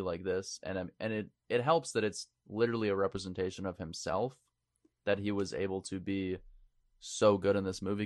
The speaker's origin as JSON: {"language": "English", "region": "Maine", "country": "United States", "moved": "yes", "said": "we're all from Maine"}